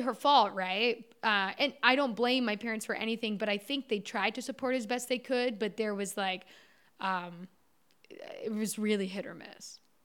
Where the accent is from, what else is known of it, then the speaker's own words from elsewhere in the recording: Orangeville, Ontario, Canada; I grew up in Orangeville, Ontario, um, small town just north of Toronto in Canada.